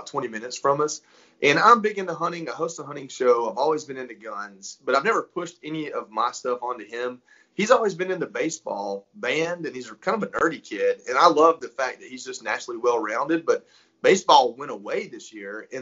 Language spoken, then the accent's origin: English; North Georgia, United States; also born or lived in Florida; I'm from North Georgia, and I'm a country boy, if you can't hear it, my voice.